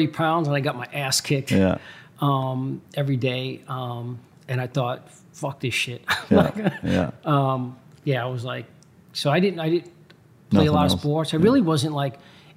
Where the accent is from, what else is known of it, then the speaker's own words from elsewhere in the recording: New York City, New York, United States; moved away as an adult; also born or lived in Long Island, New York; now in Chicago, United States; I was born and raised in Brooklyn, New York